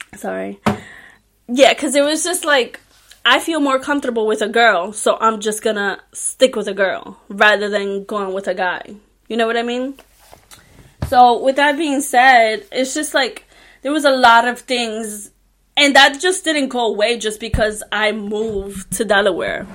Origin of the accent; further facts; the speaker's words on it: Puerto Rico; English is a second language; I was born and raised in Puerto Rico